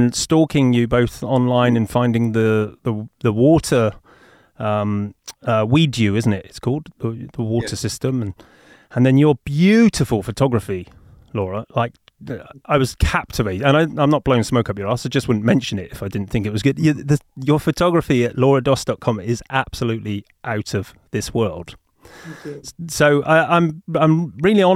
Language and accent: English; United Kingdom; accent: English; also born or lived in Los Angeles; you're in my home country of the UK, right now?